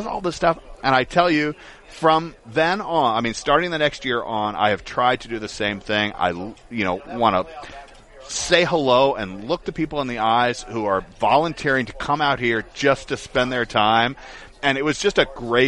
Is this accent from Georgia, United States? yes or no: yes; Atlanta, Georgia, United States; moved away; I'm originally from Atlanta